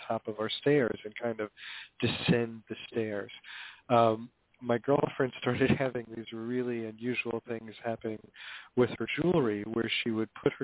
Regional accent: Hoboken, New Jersey, United States; I grew up in Hoboken, New Jersey, back in the days when it was a kind of traditional blue-collar town

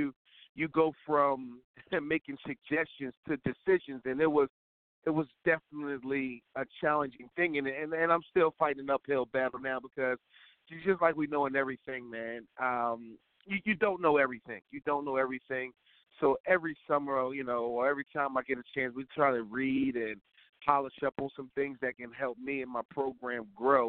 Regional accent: Philadelphia, Pennsylvania, United States; moved away as an adult; I'm from Philadelphia, born and raised

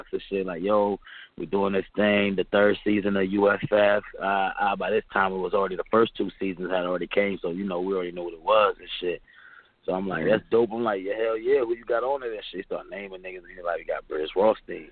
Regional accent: Fuquay-Varina, North Carolina, United States; I come from Fuquay's Arena, North Carolina. You know what I'm saying? Like, that's where I'm from. I'm from a small town

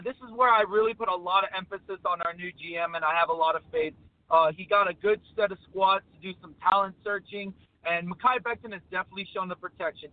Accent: New York City, New York, United States; now in Florida, United States; I was born in Queens, New York

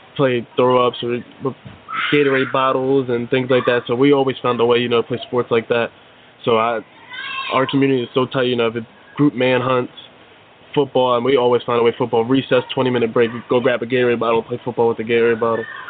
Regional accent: Woodbine, New Jersey, United States; also born or lived in Millville, New Jersey; I'm a Jersey guy born and raised. Uh, I actually grew up in Woodbine, New Jersey

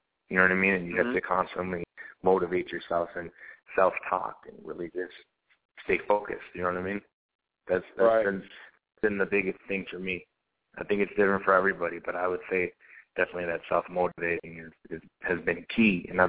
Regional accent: Minneapolis, Minnesota, United States; I was raised in Minneapolis, you know, because my father was in the Navy. He was in for 37 years, so we traveled around like crazy.

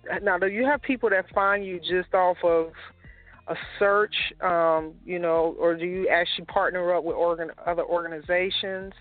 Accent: Chicago, Illinois, United States; I'm from Chicago

